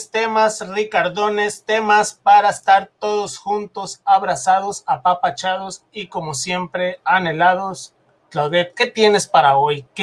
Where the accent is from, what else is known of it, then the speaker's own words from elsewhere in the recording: Mexico; conociéndonos como mexicanos que somos, que nos va a ir bien si, si, si llegásemos a gobernar nosotros mismos el país